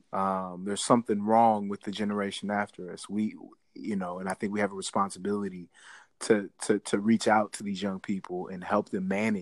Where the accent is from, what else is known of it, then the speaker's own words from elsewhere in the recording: Midwest, United States; now in Washington, United States; I came out here from Midwest.